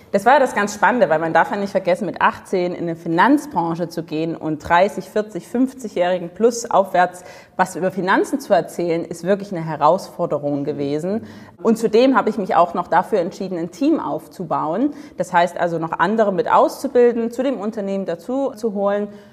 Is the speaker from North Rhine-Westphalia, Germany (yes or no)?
no; Dresden, Saxony, Germany; Also ich komme aus Dresden, im stillen Osten von Deutschland